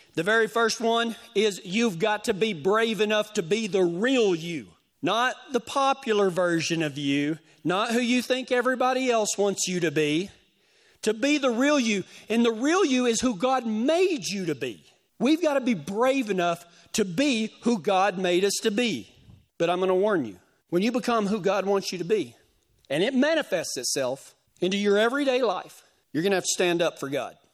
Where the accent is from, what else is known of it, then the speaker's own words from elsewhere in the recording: West Texas, United States; moved away; my hometown